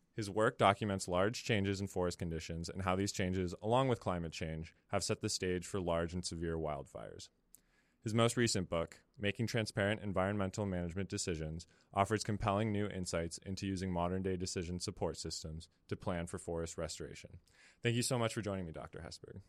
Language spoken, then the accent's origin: English; San Francisco Bay Area, California, United States; I'm from the Bay Area